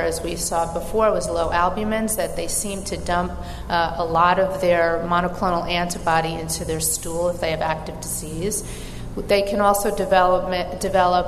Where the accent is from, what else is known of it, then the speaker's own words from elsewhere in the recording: New York, United States; I'm from New York and have an accent